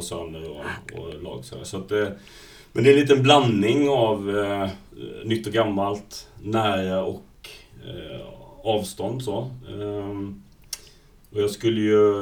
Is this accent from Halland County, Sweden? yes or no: yes; Falkenberg, Halland County, Sweden; moved away; jag är ju från Falkenberg från början